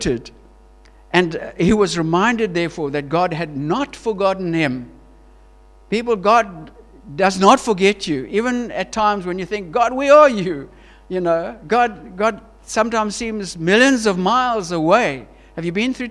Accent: Queenstown, Eastern Cape, South Africa; moved away as an adult; also born or lived in Johannesburg, South Africa; we're from Queenstown

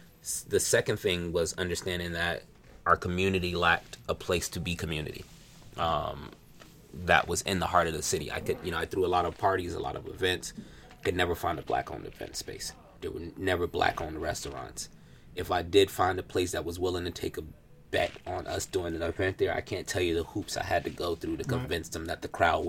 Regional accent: New York, United States; also born or lived in Alabama / Atlanta; Like, I grew up in New York. I went to school in Alabama, hung out in Atlanta.

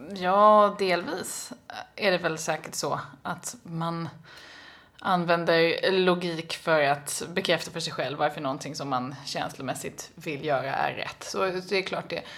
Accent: Sweden; jag kommer från Sverige

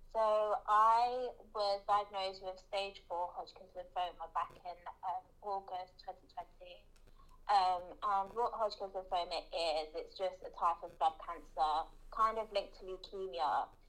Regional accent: London, United Kingdom; also born or lived in Brazil; I'm 21, just had 21. I'm from London, um, originally from Brazil.

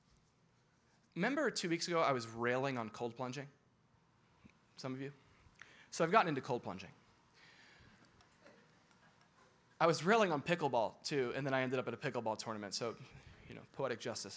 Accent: Florida, United States; I'm from Florida

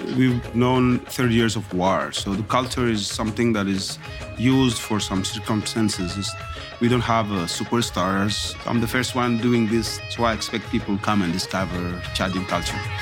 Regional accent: N'Djamena, Chad; now in Montreal, Canada; And I grew up in Jamena, which is in the central of Chad.

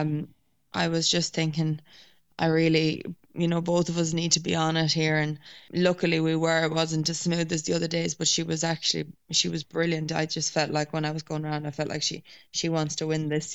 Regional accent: Ireland; I suppose being Irish

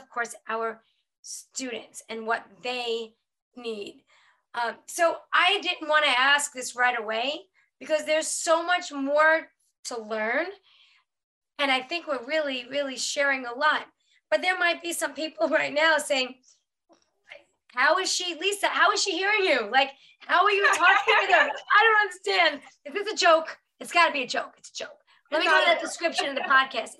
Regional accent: New York, United States; I'm from New York

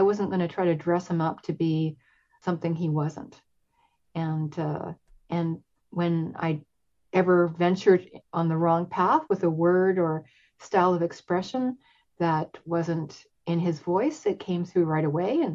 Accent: Vancouver, British Columbia, Canada; I grew up in Vancouver. I've been here since I was 4 years old and lived in different neighborhoods.

